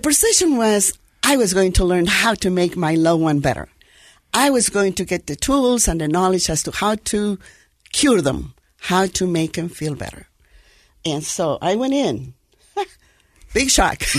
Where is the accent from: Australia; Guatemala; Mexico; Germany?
Guatemala; moved away as an adult; now in United States; born in Guatemala, in Central America